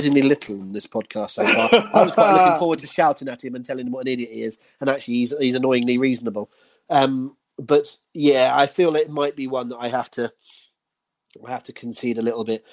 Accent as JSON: {"language": "English", "region": "England", "country": "United Kingdom", "said": "I'm English"}